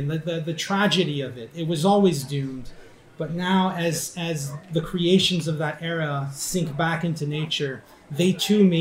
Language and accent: English; Ottawa, Ontario, Canada; my hometown in Ottawa